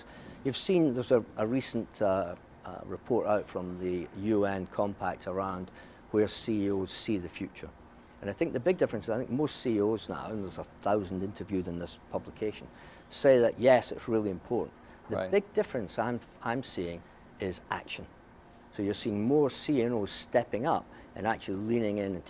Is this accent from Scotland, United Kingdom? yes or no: yes; Scotland, United Kingdom; growing up in Scotland